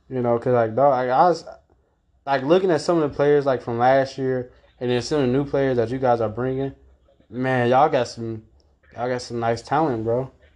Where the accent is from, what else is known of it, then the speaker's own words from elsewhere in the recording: Calumet City, Illinois, United States; I claim Calumet City. That's where I grew up and I was raised there